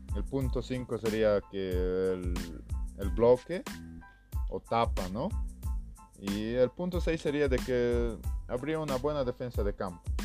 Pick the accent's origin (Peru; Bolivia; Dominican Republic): Bolivia; now in Cochabamba, Bolivia; Soy un estudiante de la Universidad Mayor de San Simón, que es una de las mejores de mi país